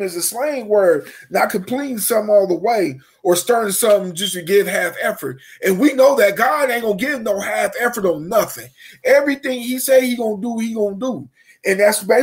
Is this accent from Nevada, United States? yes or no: no; Dayton, Ohio, United States; I'm from Dayton, Ohio